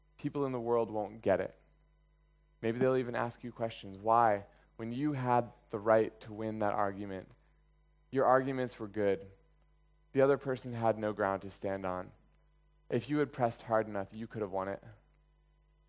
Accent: United States; moved away; I was born in America and I am an American

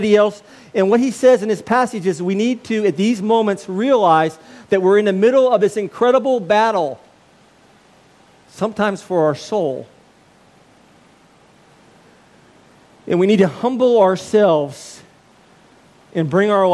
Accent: United States; I'm an American

